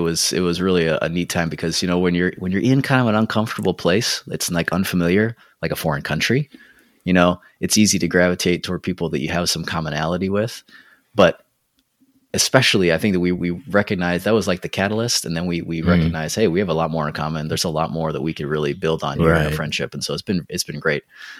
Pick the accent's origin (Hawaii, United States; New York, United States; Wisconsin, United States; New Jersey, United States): Hawaii, United States; also born or lived in Utah; I grew up in the Western United States, mostly in Hawaii and Utah, splitting my childhood in those states.